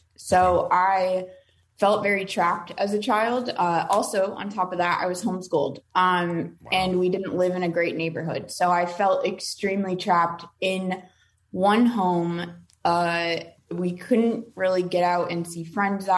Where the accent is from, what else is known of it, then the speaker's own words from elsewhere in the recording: Omaha, Nebraska, United States; I'm from Omaha, Nebraska. So we had a small group there